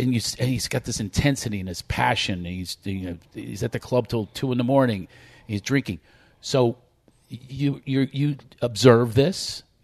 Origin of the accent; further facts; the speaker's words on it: East Coast, United States; moved away as an adult; now in Los Angeles, United States; I grew up back east, and that's where my career started as well.